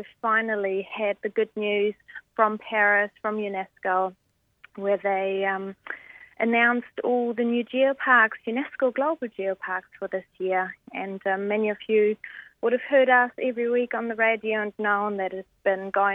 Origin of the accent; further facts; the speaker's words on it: Germany; now in New Zealand; I'm from Germany